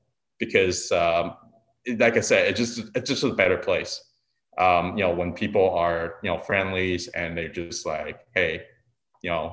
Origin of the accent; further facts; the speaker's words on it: Taiwan; also born or lived in Niagara, Ontario, Canada; now in Niagara-on-the-Lake, Canada; I was born in Taiwan, so I'm Taiwanese Canadian